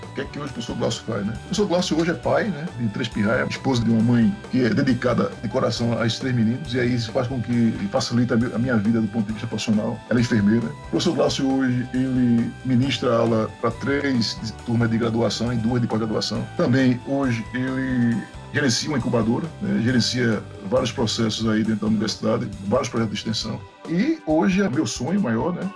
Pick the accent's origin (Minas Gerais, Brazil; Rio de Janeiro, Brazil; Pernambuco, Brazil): Pernambuco, Brazil; also born or lived in Bahia; now in Rio Grande do Norte, Brazil; Eu sou pernambucano, né? Desde pequeno.